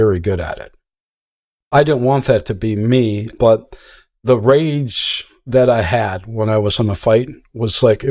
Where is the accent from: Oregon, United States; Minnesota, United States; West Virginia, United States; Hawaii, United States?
Minnesota, United States; Minneapolis; I was born in North Minneapolis